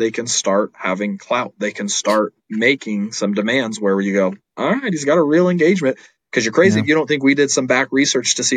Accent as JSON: {"language": "English", "region": "Idaho", "country": "United States", "tie": "born or raised there", "said": "I'm a born and raised Idahoan"}